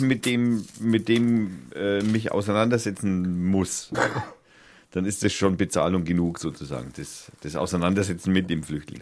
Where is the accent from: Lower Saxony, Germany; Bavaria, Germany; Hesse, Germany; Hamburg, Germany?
Bavaria, Germany; Middle Franconia; als Mittelfranke